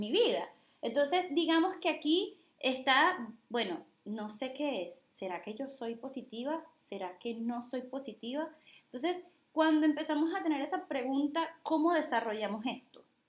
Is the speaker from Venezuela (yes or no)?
yes; Venezuela; now in Dominican Republic; Soy venezolana, vivo en República Dominicana